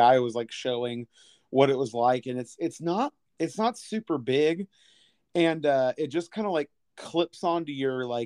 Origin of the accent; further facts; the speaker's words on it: Kansas City, United States; I was born in October of 1985, and if you remember from if you remember from that year, our local sports team, the Kansas City Royals